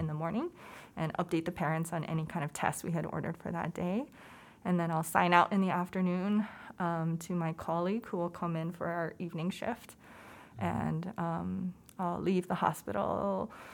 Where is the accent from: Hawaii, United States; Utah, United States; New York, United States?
Hawaii, United States; moved away as an adult; also born or lived in Oakland, California; I was born and raised in Hawaii